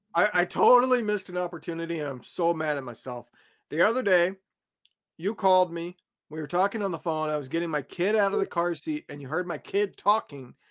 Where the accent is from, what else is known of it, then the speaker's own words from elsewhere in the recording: Indiana, United States; I grew up in Indiana